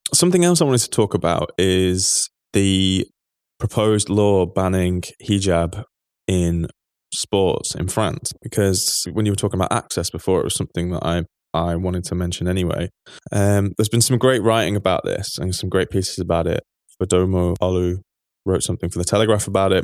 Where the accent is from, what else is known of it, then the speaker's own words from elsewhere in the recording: England, United Kingdom; as an Englishman